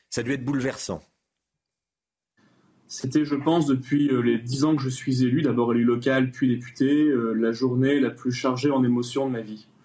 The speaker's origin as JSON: {"language": "French", "country": "France", "said": "Et que en tant que Français, nous avons le devoir euh, de pouvoir euh, expliquer au gouvernement israélien"}